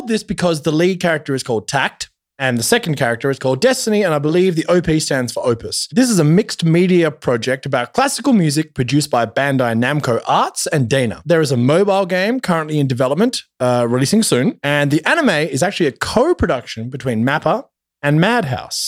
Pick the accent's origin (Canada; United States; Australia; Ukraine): Australia; I'm Australian